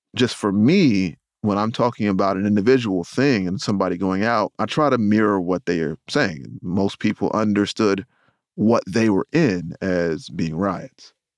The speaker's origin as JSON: {"language": "English", "town": "Rocky Mount", "region": "North Carolina", "country": "United States", "said": "I'm from Rocky Mountain, North Carolina"}